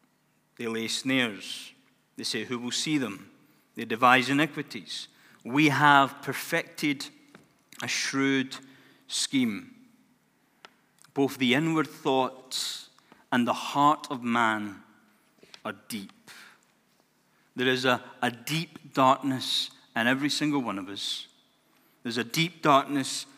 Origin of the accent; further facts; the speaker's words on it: Glasgow, Scotland, United Kingdom; my life growing up in Glasgow, or just outside of Glasgow in Scotland. I wasn't brought up in the worst of neighborhoods